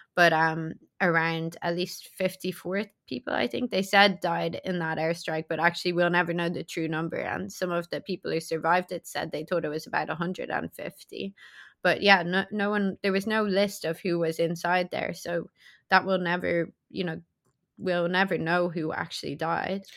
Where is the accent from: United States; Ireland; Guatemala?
Ireland; I'm European, right? So I'm from Ireland